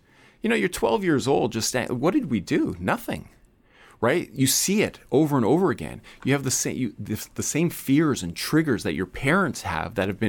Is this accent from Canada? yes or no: yes; Canada; I don't identify with a regular white person and the experiences of growing up in Canada. I'm a first-generation Canadian